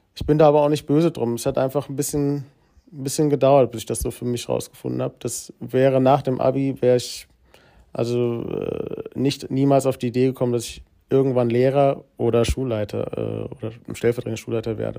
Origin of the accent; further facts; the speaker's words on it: Giessen, Hesse, Germany; in Gießen bin ich aufgewachsen, das ist in Hessen